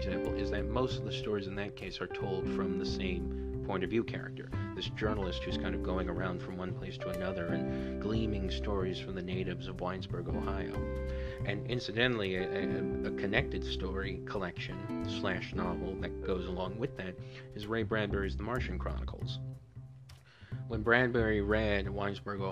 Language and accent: English; Honduras; the country of Honduras, my home country